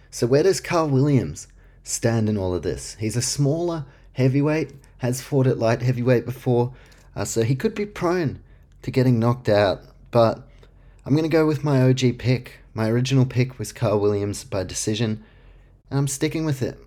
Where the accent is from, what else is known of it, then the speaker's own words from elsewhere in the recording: Auckland, New Zealand; my hometown, representing Auckland, New Zealand